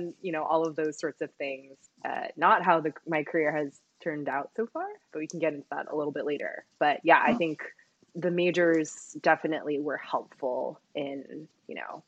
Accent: Taipei, Taiwan; also born or lived in Berkeley, California; now in Washington, D.C., United States; I am originally from Taipei, Taiwan, so pretty far away from home right now.

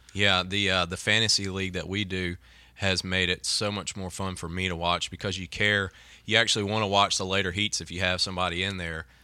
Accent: Mississippi, United States; growing up in Mississippi and having so many junior colleges here.

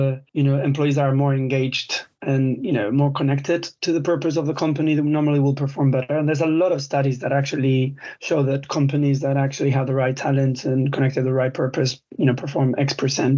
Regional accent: Spain; English is a second language; moved away as an adult; now in United Kingdom; I'm Spanish, but I've been in the UK now 17 years

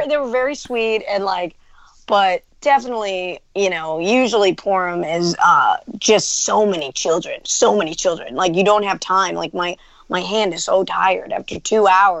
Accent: New York, United States; as a New Yorker

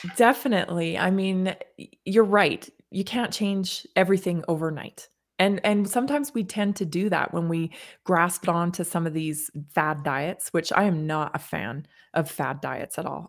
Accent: Canada; now in United States; I grew up in Canada, when I moved to the United States

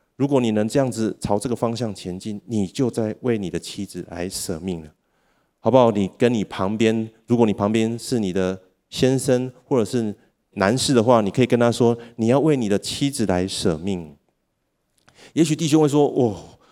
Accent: Taiwan; 我们台湾的人口正在逐渐地减少

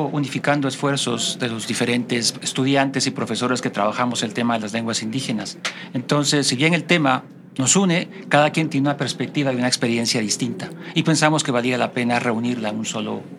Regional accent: Guatemala; moved away as an adult; now in United States; soy guatemalteco, pero llevo ya trabajando en Estados Unidos cerca de 23 años.

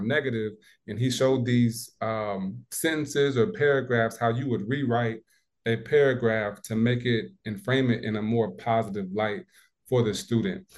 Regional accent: Midwest, United States; now in South Carolina, United States; growing up in the Midwest

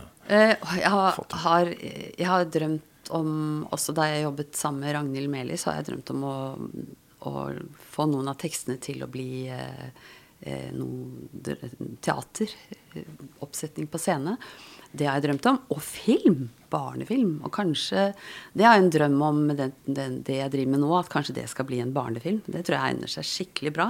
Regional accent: Asker, Akershus, Norway; Jeg vokste opp på Dikemark, altså Dikemark psykiatrisk sykehus

